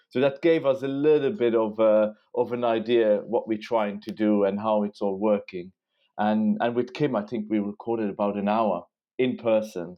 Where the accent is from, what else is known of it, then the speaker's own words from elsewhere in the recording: Luxembourg; moved away as an adult; now in London, United Kingdom; I'm from Luxembourg